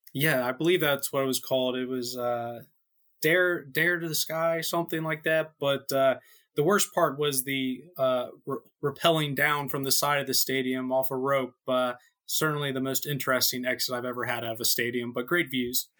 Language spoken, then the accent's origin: English; United States; as an American